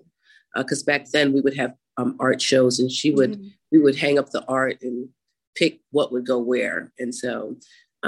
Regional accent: Mamaroneck, New York, United States; now in Philadelphia, United States; I was literally born in the Westchester area. I went to grade school and high school in Mamaroneck, New York

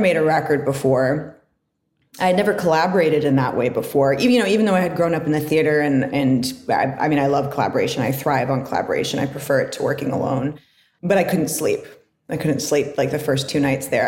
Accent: Northern California, United States; also born or lived in Barrow, Alaska; I was born in Alaska, but I grew up in Northern California.

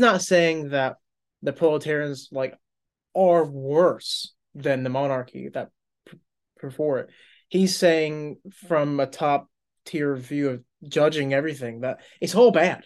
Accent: United States; I was born in the United States

